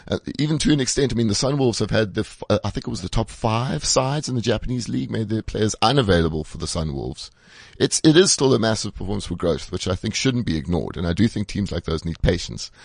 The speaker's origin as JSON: {"language": "English", "country": "South Africa", "said": "as a South African"}